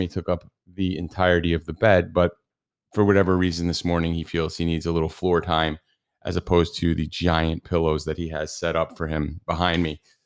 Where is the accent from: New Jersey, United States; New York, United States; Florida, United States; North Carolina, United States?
New Jersey, United States; accent: New Jersey; apparently I have a New Jersey accent